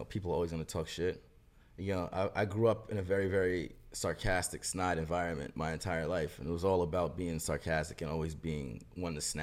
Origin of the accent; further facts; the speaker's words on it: New York City, New York, United States; moved away as an adult; also born or lived in Brooklyn; now in Miami, United States; I was born and raised in Queens